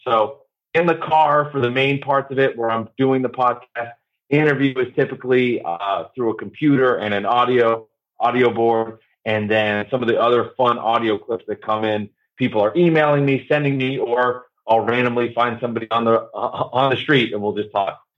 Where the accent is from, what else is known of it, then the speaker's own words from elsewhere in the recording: New Jersey, United States; I grew up in New Jersey